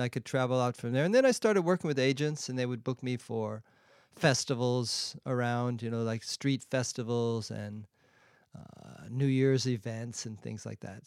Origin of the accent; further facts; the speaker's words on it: San Diego, California, United States; moved away as an adult; also born or lived in Europe; now in Shanghai, China; I grew up in San Diego